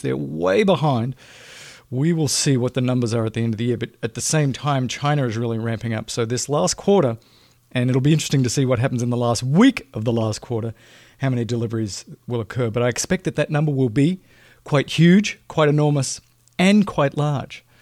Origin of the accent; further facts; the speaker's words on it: Australia; moved away; I'm an Australian, right? Grew up in a socialist country.